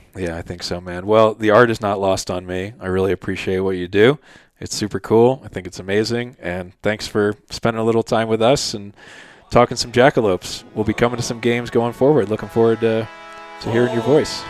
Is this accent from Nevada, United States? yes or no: no; Philadelphia, Pennsylvania, United States; moved away; growing up in Philly